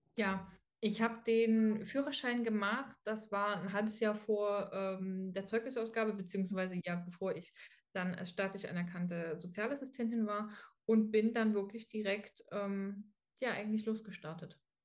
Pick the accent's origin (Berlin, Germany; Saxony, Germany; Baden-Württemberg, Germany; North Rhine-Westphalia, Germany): Saxony, Germany; Dresden; ich komme aus Dresden